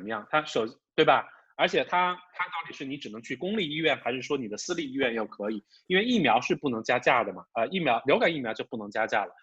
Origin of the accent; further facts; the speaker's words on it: Wuhan, Hubei, China; moved away as an adult; now in Beijing, China; 你你你你的家乡是哪？我说武汉，the epicenter of the COVID-19 crisis。